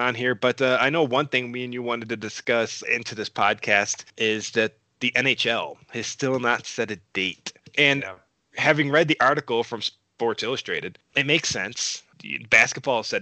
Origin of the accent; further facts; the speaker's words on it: Buffalo, New York, United States; I grew up in Buffalo